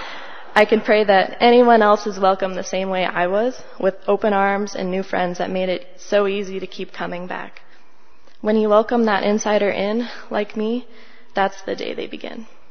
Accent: Longmont, Colorado, United States; also born or lived in Grand Junction; I was born and raised here in Longmont

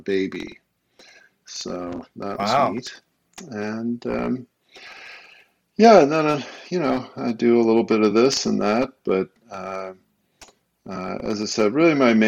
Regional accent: Los Angeles, California, United States; also born or lived in Colorado; now in Minnesota, United States; I was born, as I say, a small town out west. You may have heard of it, Los Angeles

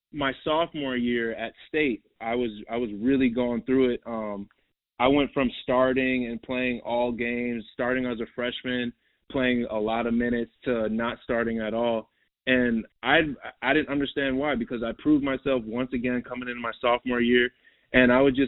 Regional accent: Minnesota, United States; moved away as an adult; also born or lived in Queens, New York / Manhattan, New York / New Jersey; So I was born in New York, bro, and I grew up in New York till I was about 10. And then I moved to Minnesota till I was from 10 to like 18

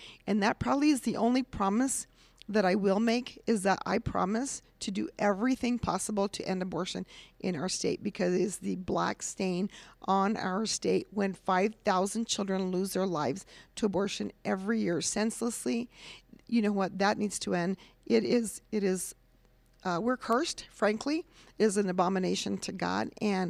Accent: Cuba, New Mexico, United States; Okay, I am born and raised in Cuba, New Mexico.

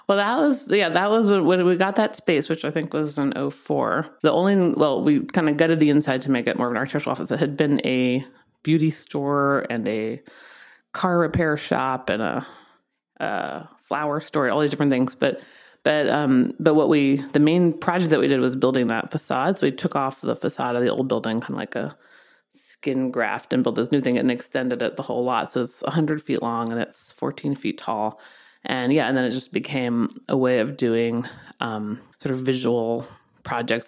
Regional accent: East Coast, United States; moved away as an adult; also born or lived in London; now in Los Angeles, United States; I'm from the East Coast

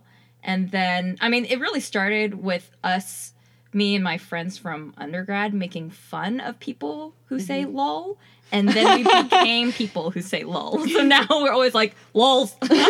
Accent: San Jose, California, United States; also born or lived in San Diego / Nepal / San Francisco / Oakland; I am a native Californian, a native Bay Area, born and raised... child, now adult. I grew up in San Jose, then went to college in San Diego at UC San Diego.

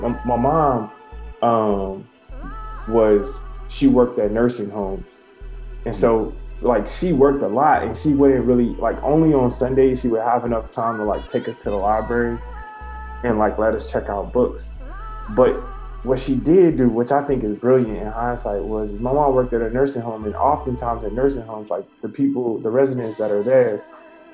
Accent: Lake Charles, Louisiana, United States; grew up, born and raised in Lake Charles, Louisiana

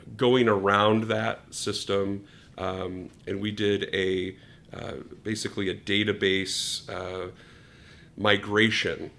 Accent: New Hampshire, United States; moved away as an adult; now in Chicago, United States; I was living in New Hampshire on okay. the East Coast, um, and then came out here for school

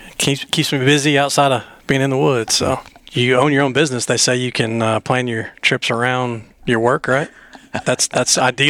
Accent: Indiana, United States; now in Tennessee, United States; I grew up in Indiana and kind of cut my teeth on the cornfields up there trying to learn how to kill a whitetail deer

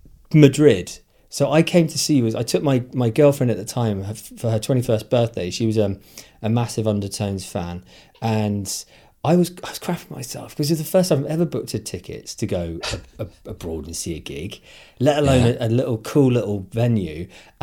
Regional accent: Derry, Northern Ireland, United Kingdom; born there; I was born in Derry in 19, whatever it was.

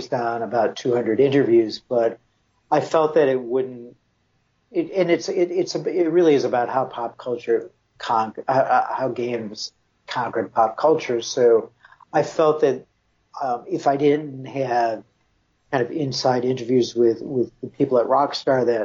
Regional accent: Buffalo, New York, United States; moved away as an adult; that was kind of my ticket out of my hometown, which was Buffalo.

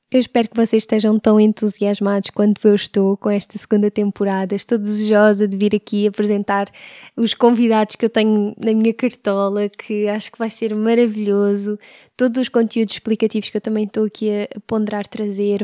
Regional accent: Sintra, Lisbon, Portugal; Nasci em Lisboa em 1989. Vivi a maior parte da minha vida em Sintra

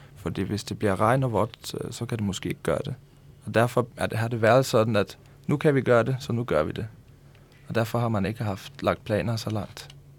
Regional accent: Tórshavn, Faroe Islands; moved away as an adult; now in Denmark; Vi kommer begge to fra hovedstaden

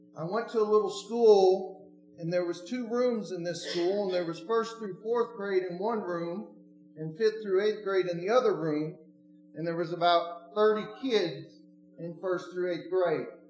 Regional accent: Oregon, United States; moved away; I'm not from Tennessee. I'm originally from Oregon.

